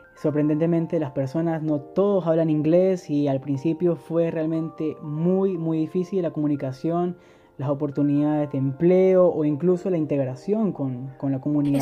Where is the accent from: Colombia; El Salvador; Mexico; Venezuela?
Venezuela; San Cristóbal, Táchira; moved away as an adult; now in Germany; soy de San Cristóbal, Venezuela. Tengo aquí viviendo en Alemania desde enero de 2015